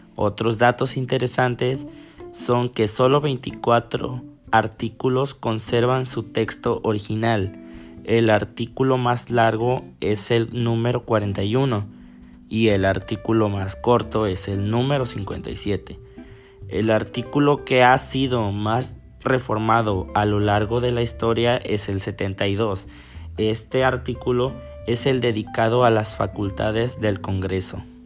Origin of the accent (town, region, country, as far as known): Mexico